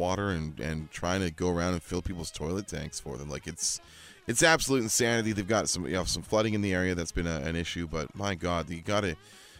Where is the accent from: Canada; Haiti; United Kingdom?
Canada; Vancouver, British Columbia; Growing up in Vancouver as a Lions fan